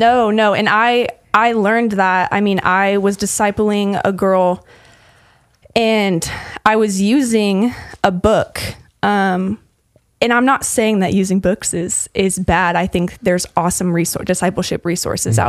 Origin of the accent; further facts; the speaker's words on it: Lincoln, Nebraska, United States; moved away as an adult; also born or lived in Utah / Texas; I'm from Lincoln, Nebraska originally, um, and I grew up um, doing FCA at my school. So, junior high through high school